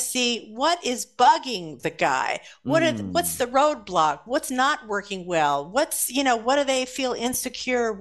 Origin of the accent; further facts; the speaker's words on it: Los Angeles, California, United States; also born or lived in Santa Monica / Burbank; Grew up in Los Angeles